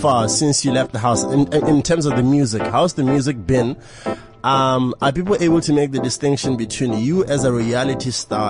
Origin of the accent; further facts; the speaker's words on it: Botswana; I'm from Botswana.